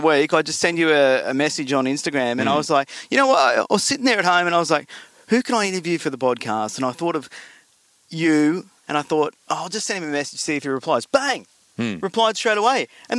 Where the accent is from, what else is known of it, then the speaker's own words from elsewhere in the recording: Umina Beach, New South Wales, Australia; I'm from Yamina.